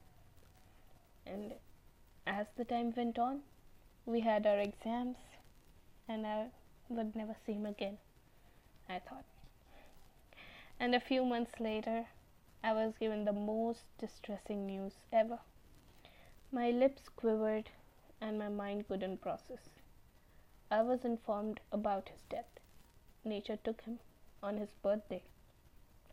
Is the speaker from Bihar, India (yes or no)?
yes; Bihar, India; from Bihar